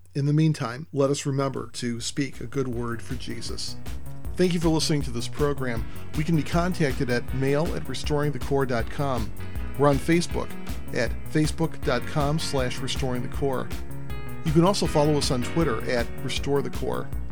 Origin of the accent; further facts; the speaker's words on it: United States; my home country of the United States